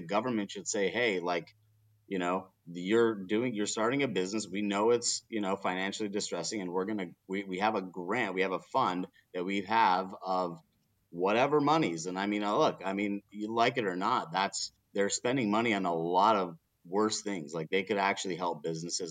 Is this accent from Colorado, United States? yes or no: yes; Colorado, United States; This is my home state